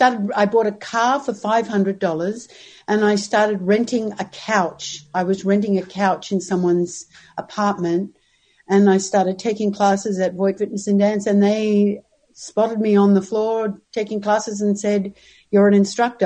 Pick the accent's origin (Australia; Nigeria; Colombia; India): Australia; Brisbane, Queensland; moved away as an adult; also born or lived in Sydney, Australia / Los Angeles, United States; now in Pasadena, United States; I'm from Brisbane, Australia, originally. Yeah, I grew up in Australia, and I grew up in Brisbane and then moved to Sydney, where I lived for a number of years before I made the big trip to Los Angeles.